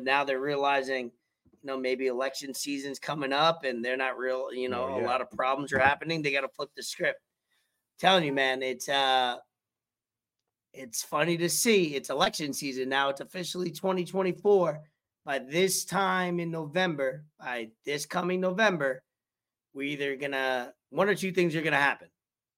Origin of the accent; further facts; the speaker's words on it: New York City, New York, United States; moved away; somebody that's born and raised in New York for 20 plus years